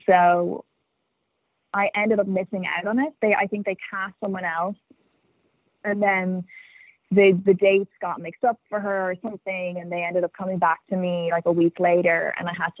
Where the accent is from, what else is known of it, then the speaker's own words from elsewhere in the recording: Dublin, Leinster, Ireland; accent: Irish; moved away as an adult; also born or lived in New York / Los Angeles; I grew up in Dublin, and then when I was 18, I moved to New York to go to NYU to study drama